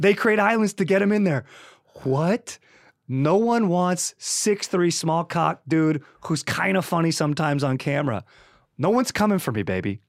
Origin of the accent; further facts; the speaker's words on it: Orange County, California, United States; also born or lived in San Juan Capistrano, California / Laguna Niguel, California; being from Orange County